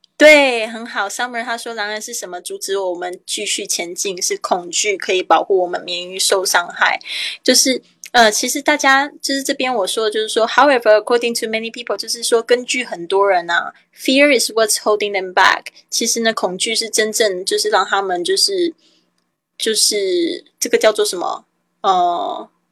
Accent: Taiwan; 我是台妹啊，台湾来的

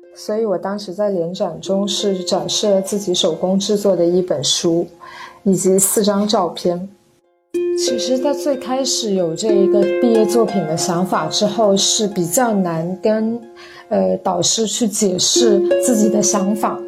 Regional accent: Guangdong, China; moved away as an adult; 中国潮汕地区，其实特别地来讲应该是我的家乡

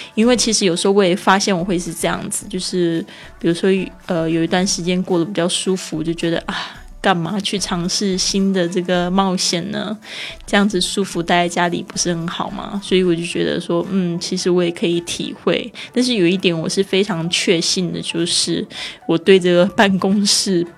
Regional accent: Taiwan; accent: Taiwanese Mandarin; moved away; 我的台湾国语又出来了

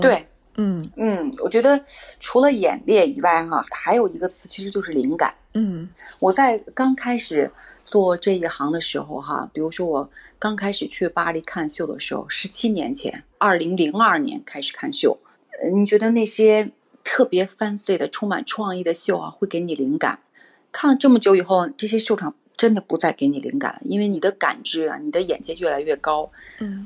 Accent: China; 我们作为中国人

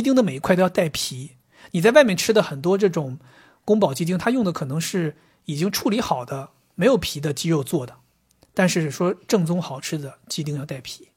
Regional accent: Northeast China, China; moved away as an adult; now in Shanghai, China; 我作为一个东北人

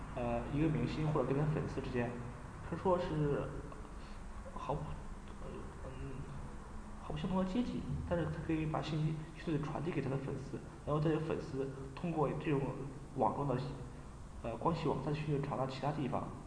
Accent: China; 作为中国人

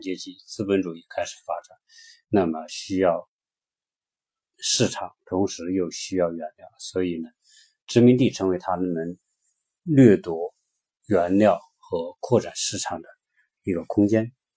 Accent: China

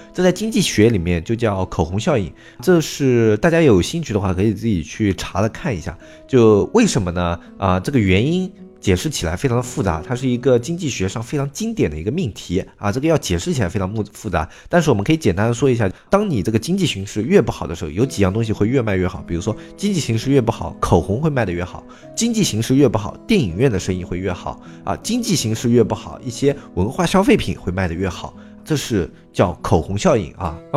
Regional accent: China; 在我们中国的所有的故友家族观里面

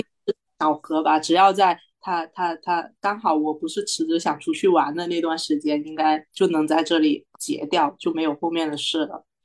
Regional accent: Guangdong, China; 我是广东的

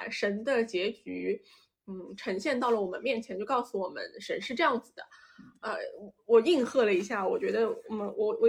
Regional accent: China; born there; 因为我们我们我们是出生在中国的，所以我们讲起这些历史啊，然后神话什么的，我觉得就是多少它还有带着一种强烈的大国色彩

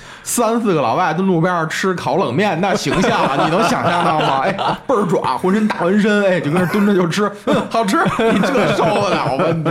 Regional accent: Beijing, China; 在从小在这儿长大嘛，就是也从内心也更希望北京会有更有秩序。

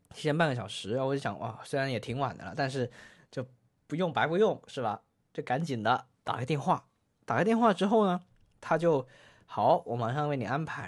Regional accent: Guangdong, China; 我们广东人打边炉

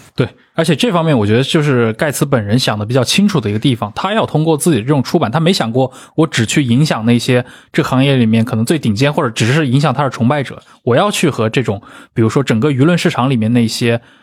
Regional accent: China; 我们作为中国人

